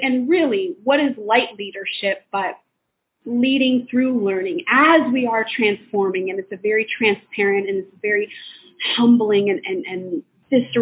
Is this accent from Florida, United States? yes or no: yes; Jacksonville Beach, Florida, United States; moved away as an adult; now in Los Angeles, United States; where I was raised in Jacksonville Beach, it's just below Georgia and it is on the coast